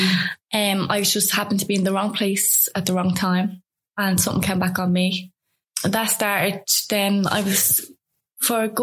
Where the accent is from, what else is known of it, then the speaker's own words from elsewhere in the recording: Dublin, Leinster, Ireland; I'm from Shower Street, Savile Place